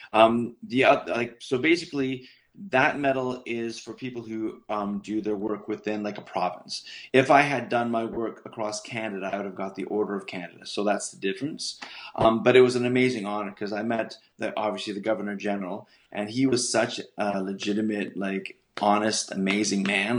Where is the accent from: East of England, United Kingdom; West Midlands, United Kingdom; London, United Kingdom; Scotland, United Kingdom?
Scotland, United Kingdom; I'm Scottish